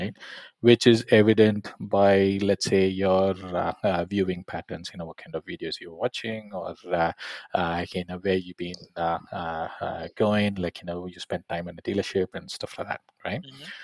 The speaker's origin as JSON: {"language": "English", "town": "Coimbatore", "region": "Tamil Nadu", "country": "India", "tie": "born or raised there", "also_born_or_lived": "Arizona, United States / California, United States / London, United Kingdom", "moved": "as an adult", "said": "I'm essentially from Coimbatore, so Tamil Nadu, so born and brought up there"}